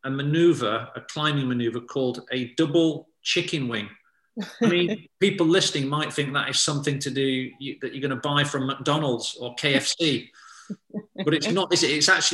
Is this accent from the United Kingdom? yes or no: yes; United Kingdom; now in Sheffield, United Kingdom; as a Brit here in the rainy sort of Sheffield